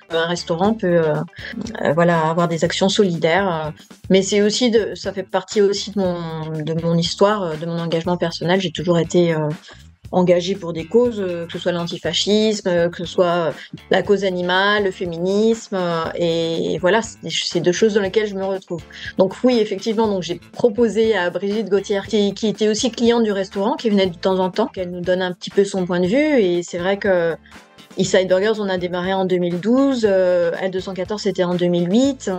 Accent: France; je suis née en France

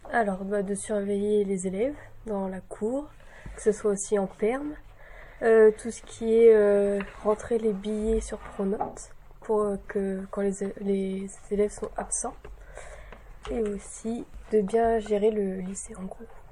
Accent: Essigny-le-Petit, Hauts-de-France, France; Je viens de Essigny-le-Petit, à côté de Saint-Quentin

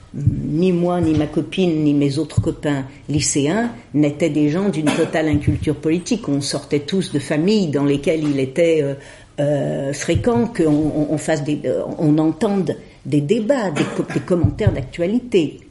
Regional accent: Lyon, Auvergne-Rhône-Alpes, France; Je suis lyonnaise de naissance, j'y ai fait mes études, j'y ai appris à lire

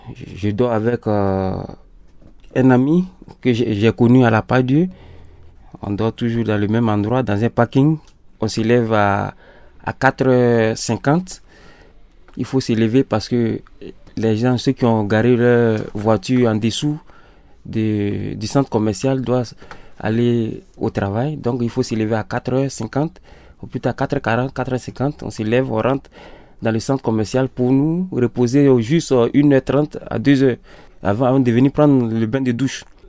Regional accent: Côte d’Ivoire; moved away as an adult; also born or lived in Sweden; now in Lyon, France; je suis ivoirien. Bon, j'ai quitté mon pays depuis le 27 avril 2017

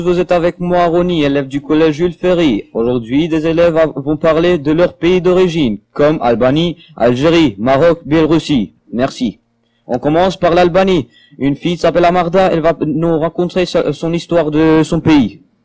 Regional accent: Kosovo; French is a second language; now in France; Je viens du Kosovo

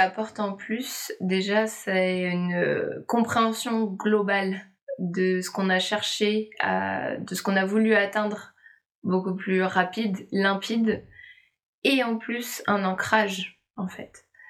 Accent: Nantes, Pays de la Loire, France; une entreprise à Nantes, là, là d'où je viens

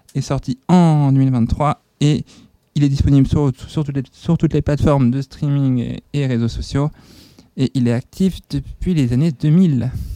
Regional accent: Nantes, Pays de la Loire, France; ma ville natale, ah. c'est-à-dire Nantes.

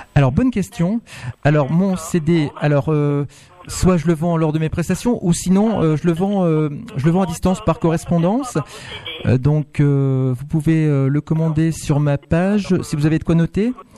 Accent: Maubeuge, Hauts-de-France, France; also born or lived in Lille / Montpellier; Je suis né à Maubeuge

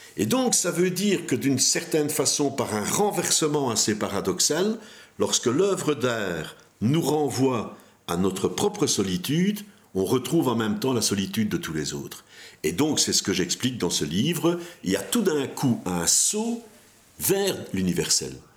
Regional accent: Belgium; on a mis en place dans notre pays un système de tax shelter pour le cinéma

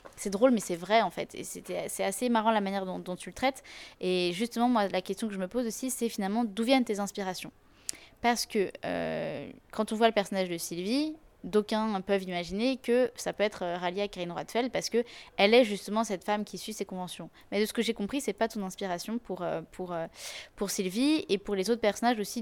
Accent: France; en tant que français

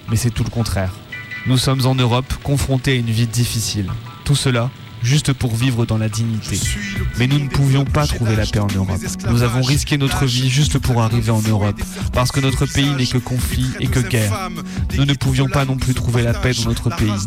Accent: Chad; now in France; Je suis tchadien. Je suis demandeur d'asile parce qu'il y a une situation qui a fait que j'ai dû quitter chez moi. On est arrivé ici en France

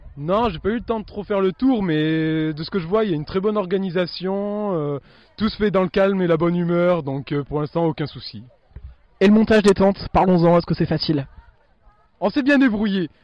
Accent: Alissas, Auvergne-Rhône-Alpes, France; je viens d'Alissa, c'est à côté de Privas

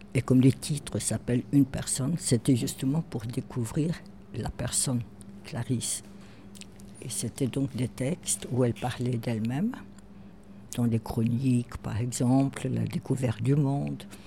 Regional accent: Rio de Janeiro, Brazil; also born or lived in Germany; now in Paris, France; je suis née au Brésil, des parents allemands polonais

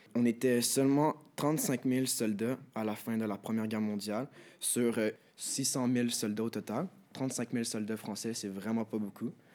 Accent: Quebec, Canada; nous, au Québec, nous sommes des Québécois.

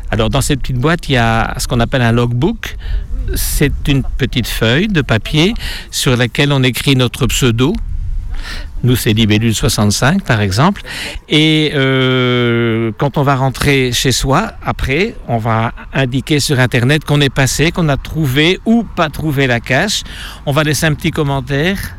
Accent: Belgium; Nous, on vient de Belgique, on ne savait même pas qu'il y avait ici une petite euh, fontaine, mais c'est intéressant.

